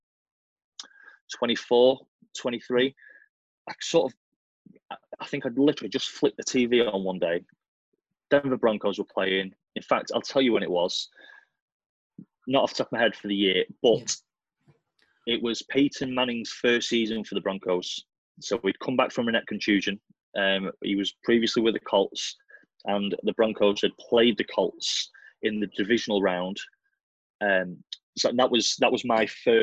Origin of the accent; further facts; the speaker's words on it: Blackpool, North West England, United Kingdom; I'm from Blackpool, you know, Lancashire.